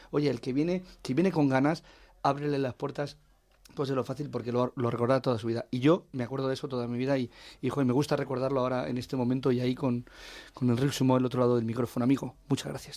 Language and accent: Spanish; Talavera de la Reina, Castilla-La Mancha, Spain; moved away; es mi pueblo